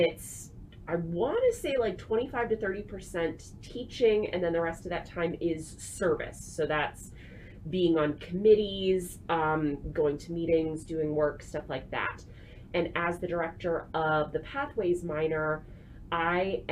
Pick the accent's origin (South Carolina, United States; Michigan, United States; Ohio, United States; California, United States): Ohio, United States; Canton; moved away as an adult; also born or lived in Nashville, Tennessee; I'm originally from Northeast Ohio. So if you know the area, I grew up near Canton